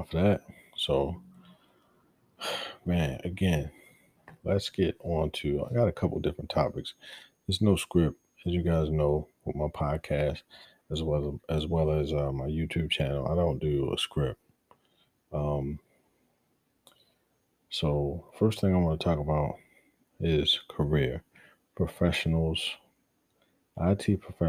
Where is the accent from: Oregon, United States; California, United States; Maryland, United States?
Maryland, United States; Baltimore; moved away; I'm from Baltimore. My city is hurting, and I don't care where I am in the world, that's my root, that's where I come from